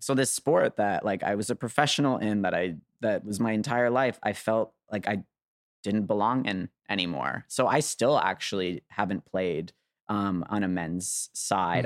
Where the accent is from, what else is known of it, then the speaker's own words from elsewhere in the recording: Canada; I'm a Canadian